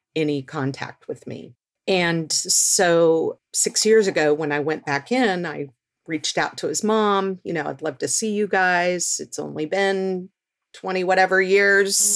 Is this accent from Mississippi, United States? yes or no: no; Texas, United States; now in Seattle, United States; I grew up in Texas